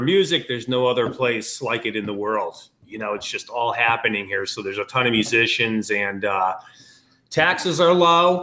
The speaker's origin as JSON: {"language": "English", "region": "Connecticut", "country": "United States", "moved": "yes", "said": "I'm from Connecticut"}